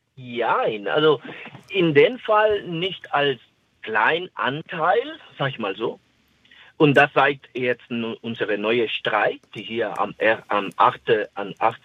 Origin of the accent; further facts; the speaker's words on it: Dominican Republic; German is a second language; now in Stade, Germany; ich komme ursprünglich aus der Dominikanischen Republik